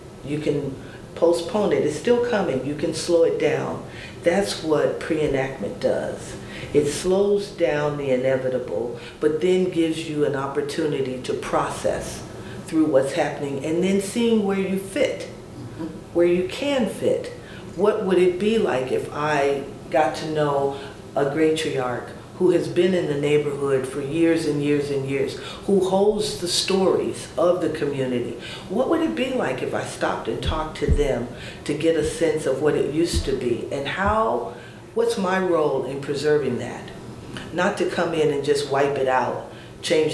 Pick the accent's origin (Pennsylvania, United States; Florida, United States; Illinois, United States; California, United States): Illinois, United States; Chicago; now in Indianapolis, United States; I'm from Chicago, so I've seen a lot of growth in Indianapolis since I arrived in the 70s